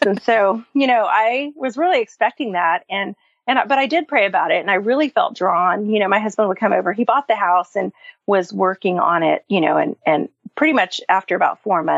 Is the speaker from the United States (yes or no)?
yes; California, United States; moved away as an adult; also born or lived in Flagstaff, Arizona; now in Nashville, United States; I grew up in California. I lived there for the first 20 years of life